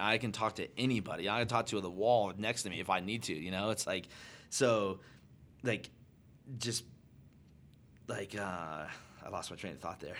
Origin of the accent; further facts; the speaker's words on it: Arizona, United States; I'm born and raised in Arizona.